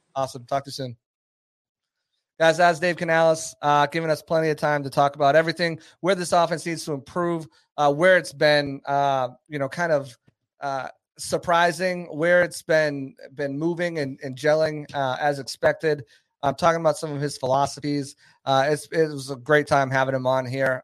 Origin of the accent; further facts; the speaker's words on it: New Hampshire, United States; also born or lived in Boston; I'm from New Hampshire